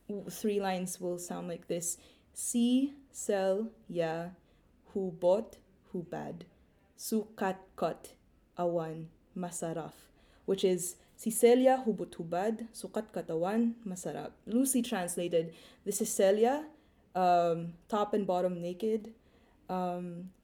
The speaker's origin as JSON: {"language": "English", "country": "Philippines", "moved": "as an adult", "lives_now": "London, United Kingdom", "said": "I'm from the Philippines"}